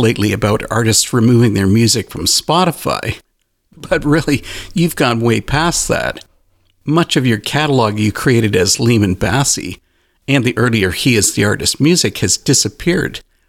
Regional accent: Canada; I'm a Canadian

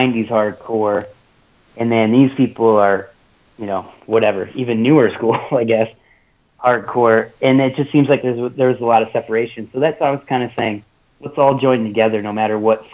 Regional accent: Iron Mountain, Michigan, United States; moved away as an adult; now in Chicago, United States; I played hockey growing up in Iron Mountain, Michigan, my whole life

